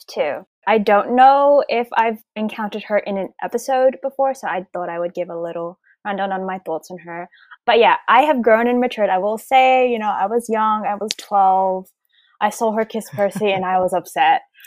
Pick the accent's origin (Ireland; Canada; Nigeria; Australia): Australia; I'm an Australian